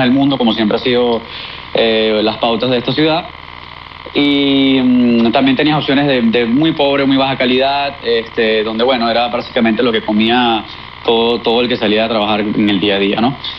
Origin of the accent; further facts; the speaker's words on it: Venezuela; moved away as an adult; nosotros como sociedad, como venezolanos